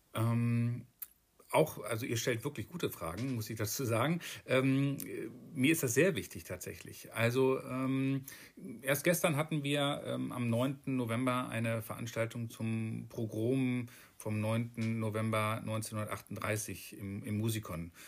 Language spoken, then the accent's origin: German; Alfeld, Lower Saxony, Germany; also born or lived in Hameln / Hohenhameln / Gronau; komme gebürtig aus Alfeld und wollte gerne wieder in diese Region